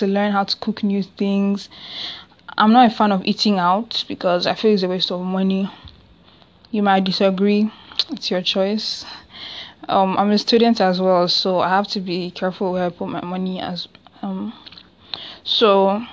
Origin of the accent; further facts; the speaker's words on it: Nigeria; I'm Nigerian